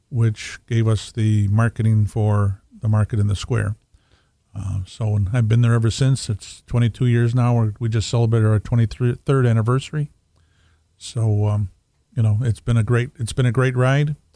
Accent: Buffalo, New York, United States; also born or lived in Rochester / Tonawanda; we grew up in Riverside, and um, a few years ago, and uh, we right now I I moved when I got married and to Rochester for about four years

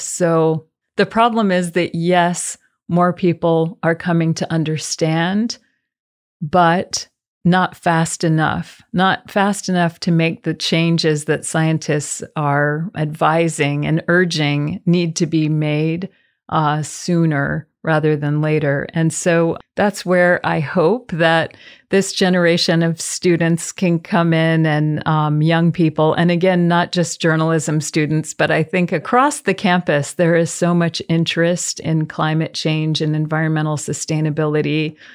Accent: the South, United States; We are from the South

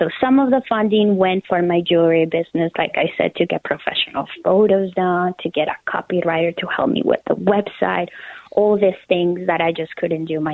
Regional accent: Colombia; moved away as an adult; also born or lived in United States; now in Minneapolis, United States; I am originally from Colombia. I was born and raised there, and I moved to the United States 12 years ago.

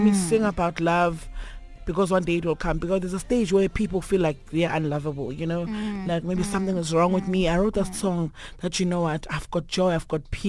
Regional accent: Nkomazi, Mpumalanga, South Africa; born there; So yeah, my family will stay in Mbombela in Nelspruit, but I was born in Nkomazi.

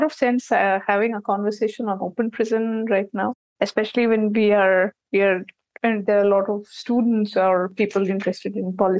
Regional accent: Kolkata, West Bengal, India; in my growing up years, when I was in college, I'm from West Bengal, Calcutta.

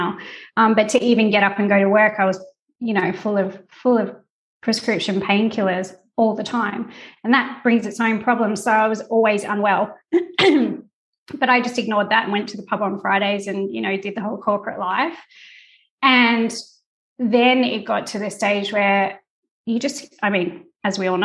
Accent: Tasmania, Australia; moved away as an adult; now in Italy; I'm from Tasmania, so all my family is still back in Tassie

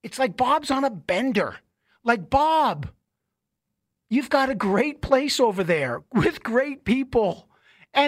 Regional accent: Canada; I am Canadian and I love this beautiful country, everything about it.

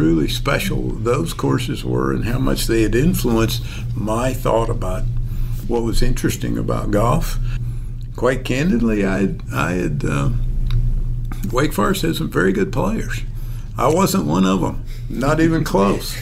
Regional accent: North Carolina, United States; I grew up in North Carolina, way out in a rural area on a dirt road

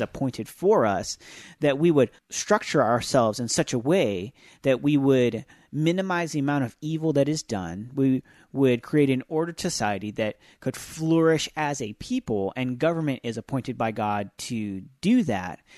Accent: United States; as Christians who are American

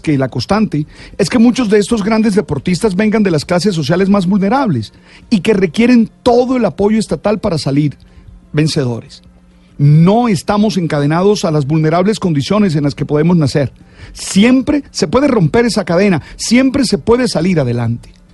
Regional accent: Colombia

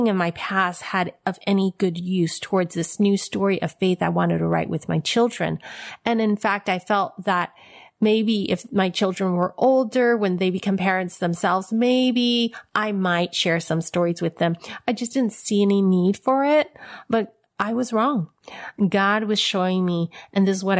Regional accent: San Francisco, California, United States; I was born in San Francisco Chinatown.

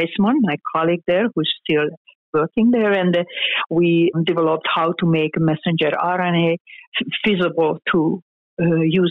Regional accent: Hungary; moved away as an adult; now in United States; I am Hungarian. I was born in Hungary. It's a small town, and I even grew up in a smaller town.

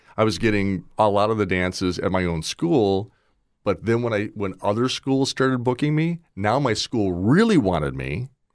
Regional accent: Wauwatosa, Wisconsin, United States; also born or lived in Nashville, Tennessee; now in Naples, United States; I was born in Nashville, But before I was old enough to have a vote, we moved back to Milwaukee, and I grew up in a suburb outside of, uh, uh, Milwaukee called Wauwatosa

